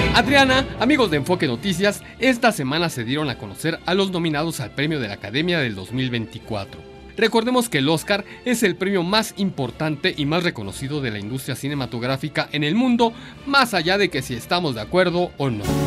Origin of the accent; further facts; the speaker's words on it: Mexico; nosotros como mexicanos